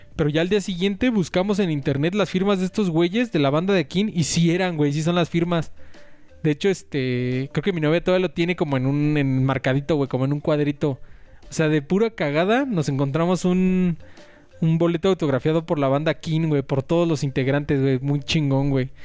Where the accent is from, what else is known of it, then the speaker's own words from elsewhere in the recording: Mexico City, Mexico; es mi pueblo, güey, Polanco